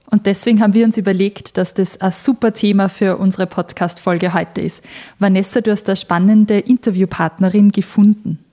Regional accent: Austria; moved away as an adult; now in Switzerland; ich bin ja frisch aus Österreich in die Schweiz gezogen vor ein paar Monaten

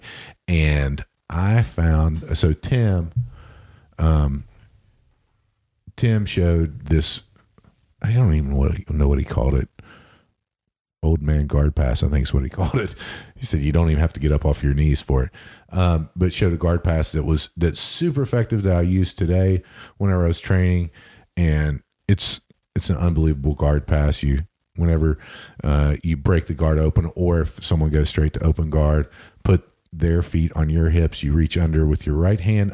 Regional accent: Huntington, West Virginia, United States; moved away; I was just there in my hometown of Huntington, West Virginia for the holidays

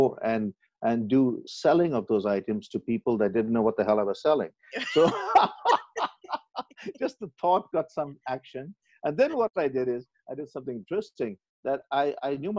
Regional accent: Pakistan; I was born in Pakistan, believe it or not, and I've lived my life there.

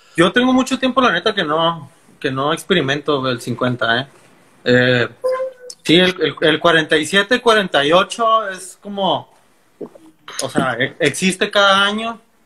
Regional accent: Mexicali, Baja California, Mexico; also born or lived in Ensenada; Nací en Ensenada, pero como a los 3, 4 años me vine a vivir a Mexicali. Entonces, prácticamente, soy de aquí

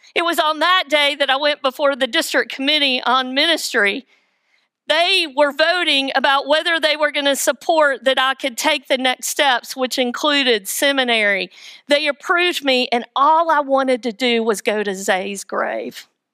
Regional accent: Weaverville, North Carolina, United States; I am from Weaverville, the metropolis

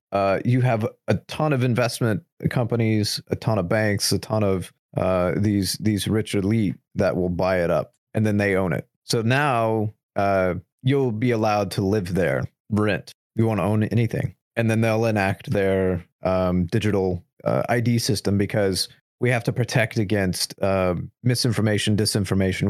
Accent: United States; just the average American

